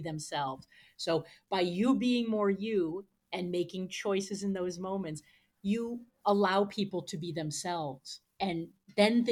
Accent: United States; as an American from the US

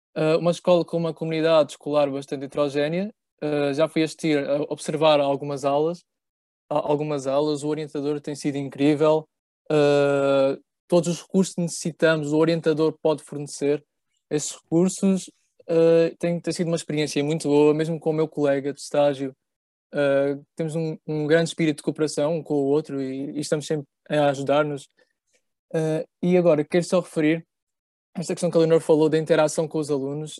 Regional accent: Évora, Alentejo, Portugal; moved away as an adult; now in Lisbon, Portugal; nós os três, por acaso somos de Évora, nascemos em Évora, estudámos em Évora

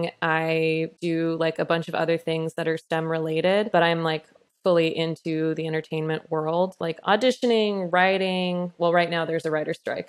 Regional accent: Utah, United States; also born or lived in Texas; now in California, United States; I grew up in Utah.

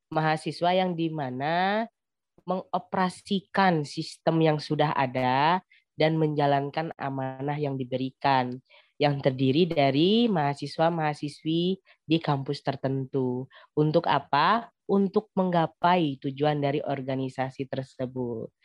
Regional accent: Lampung, Indonesia; Asal saya dari Lampung.

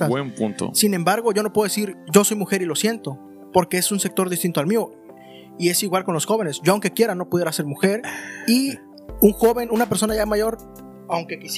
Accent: Mexico; también soy mexicano

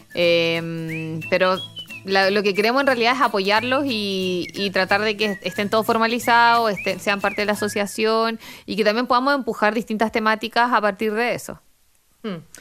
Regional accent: Chile; moved away as an adult; me fui de Chile

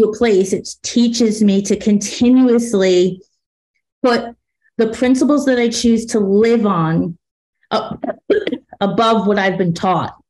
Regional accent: New Jersey, United States; I'm from Jersey

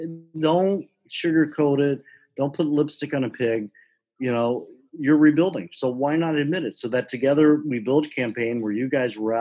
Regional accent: Southern United States, United States; I said, I'm from the South. I can get past that.

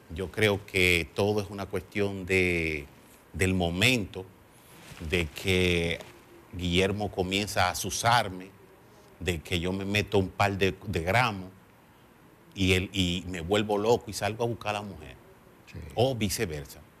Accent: Dominican Republic; nosotros los dominicanos

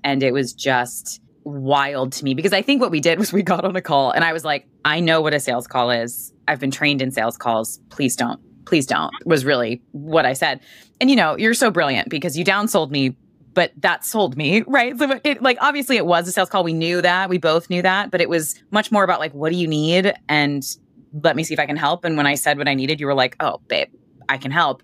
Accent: Boston, Massachusetts, United States; I'm from Boston.

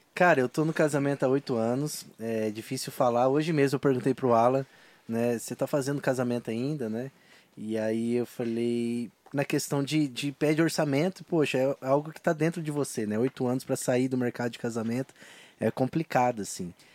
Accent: Londrina, Paraná, Brazil; accent: mineiro; sou londrinense

